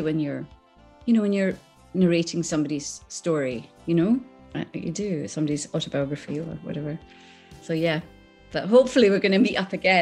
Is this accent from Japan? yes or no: no; Islay, Scotland, United Kingdom; moved away; also born or lived in Skegness, Lincolnshire, England; I remember being in school and I was brought up on Isla, and I went to a little tiny primary school